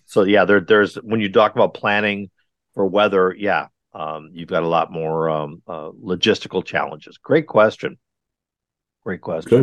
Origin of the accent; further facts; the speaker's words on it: Wisconsin, United States; also born or lived in California / Texas; now in North Carolina, United States; I'm, I'm originally from Wisconsin where it is wickedly cold all the time